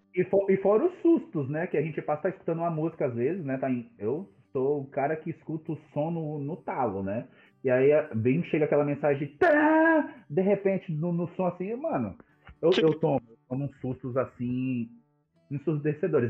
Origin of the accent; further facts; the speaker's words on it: São Paulo, Brazil; nasci e vivo em São Paulo, na quebrada do Grajaú